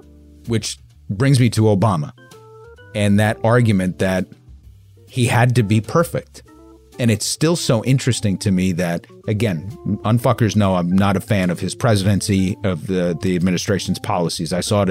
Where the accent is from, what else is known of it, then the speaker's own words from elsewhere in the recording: New York, United States; So I grew up in New York